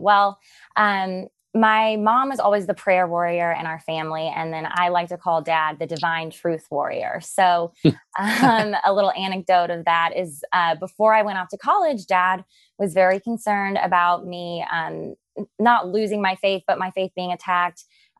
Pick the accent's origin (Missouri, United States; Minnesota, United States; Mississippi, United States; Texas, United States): Missouri, United States; Cape Girardeau; we grew up in Cape Girardeau, Missouri, where Dad and Rush are both from.